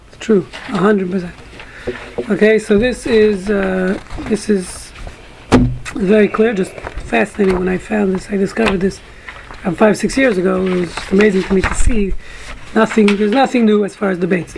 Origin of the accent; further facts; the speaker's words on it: New York City, New York, United States; growing up in Brooklyn